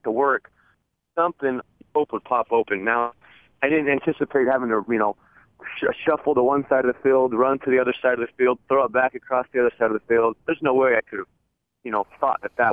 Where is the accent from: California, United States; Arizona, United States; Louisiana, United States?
Arizona, United States; born or raised there